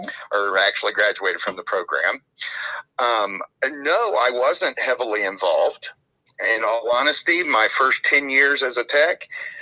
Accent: Kentucky, United States; The state was always being run out of Louisville, which is about an hour away from my hometown.

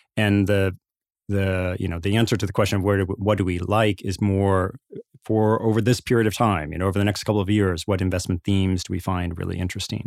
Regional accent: Indiana, United States; I was born in Indiana, grew up in the Midwest.

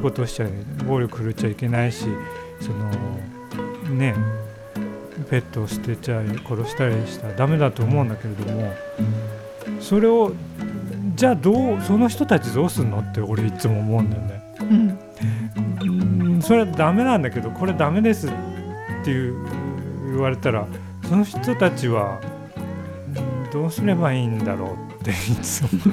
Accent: Yubari, Hokkaido, Japan; also born or lived in Sapporo / Tokyo; now in Hidaka, Japan; 俺は夕張出身だからね

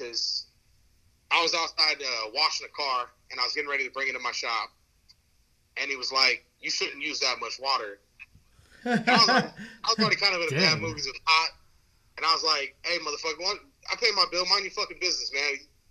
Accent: Santa Rosa, California, United States; I'm 37 from Santa Rosa, California. I'm in the North Bay, California, north of San Francisco. Been here my whole life

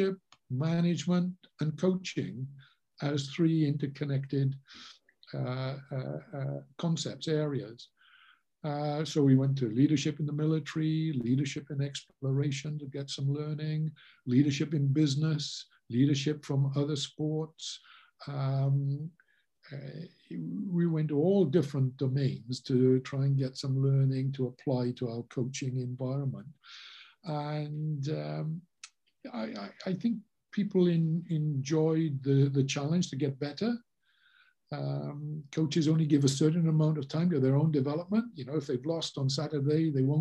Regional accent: Wales, United Kingdom; I'm Welsh through and through

